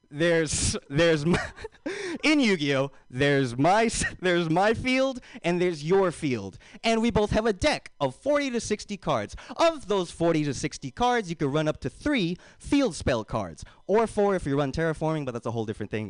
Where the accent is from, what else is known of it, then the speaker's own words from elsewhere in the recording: United States; I am so American. That if I were to write my address on a website, say if I'm buying something, and United States is not the very first option, I am so annoyed.